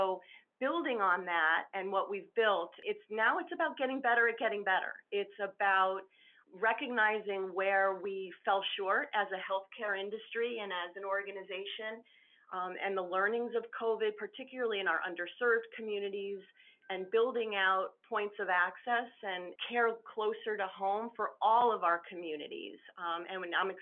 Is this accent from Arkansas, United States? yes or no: no; Southern Connecticut, United States; moved away as an adult; also born or lived in Southwest United States / California; I was born and raised in Southern Connecticut